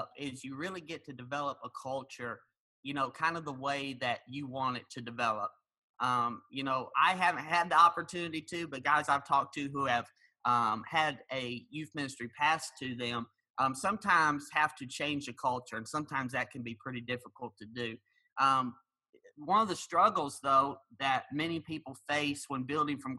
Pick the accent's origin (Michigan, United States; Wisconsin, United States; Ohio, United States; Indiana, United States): Indiana, United States; Wheatfield; also born or lived in Georgia; I'm from Wheatfield, Indiana, 30 minutes south of Valpo